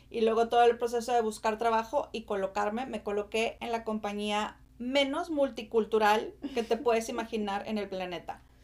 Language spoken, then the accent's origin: Spanish; Monterrey, Nuevo León, Mexico; moved away as an adult; also born or lived in Austin, Texas; now in United States; soy originaria de Monterrey